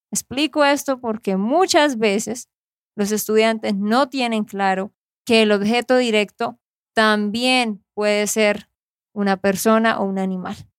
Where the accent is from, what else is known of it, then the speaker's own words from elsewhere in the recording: Santander, Colombia; de Santander, Colombia